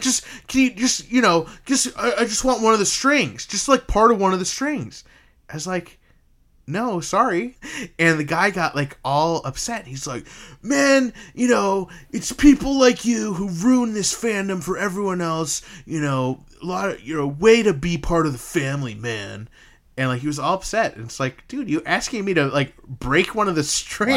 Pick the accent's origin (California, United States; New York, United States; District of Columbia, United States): New York, United States; upstate; I'm from, you know, upstate New York, but I came from New Jersey